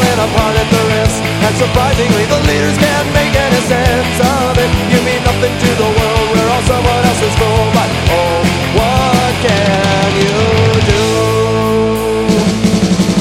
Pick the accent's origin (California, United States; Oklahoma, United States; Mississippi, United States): California, United States; Thousand Oaks; moved away as an adult; now in Darwin, Australia; where I grew up in Thousand Oaks, California